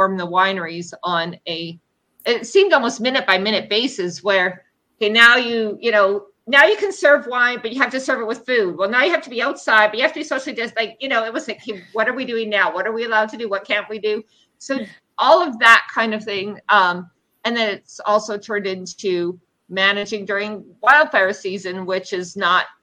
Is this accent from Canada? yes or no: yes; Canada; I'm Canadian.